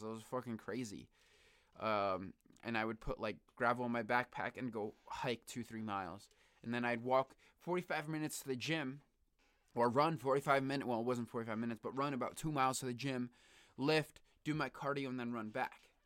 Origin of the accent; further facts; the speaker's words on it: Bristol, Connecticut, United States; also born or lived in New Britain, Connecticut; I grew up in Bristol, Connecticut